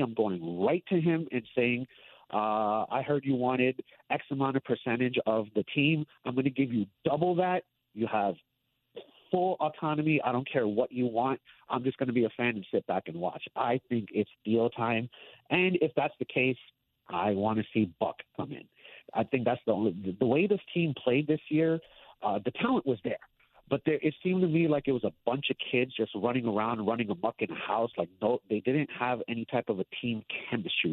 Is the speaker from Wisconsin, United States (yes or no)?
no; Jersey City, New Jersey, United States; now in San Antonio, United States; born and raised in Jersey City